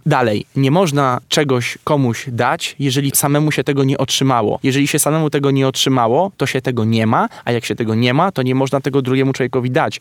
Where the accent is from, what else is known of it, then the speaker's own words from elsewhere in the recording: Warsaw, Masovian Voivodeship, Poland; wychowywałem się też w blokowiskach, na jelonkach